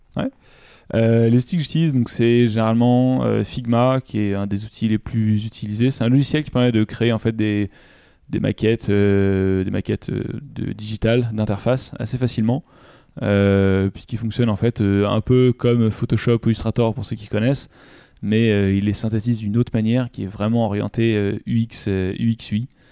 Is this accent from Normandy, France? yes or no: yes; Giverny, Normandy, France; now in Paris, France; Je suis originaire euh, de Giverny en Normandie et maintenant j'habite à Paris.